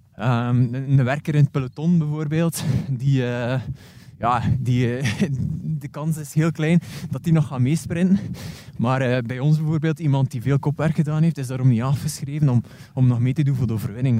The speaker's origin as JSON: {"language": "Dutch", "region": "West Flanders", "country": "Belgium", "said": "ik ben een West-Vlaming"}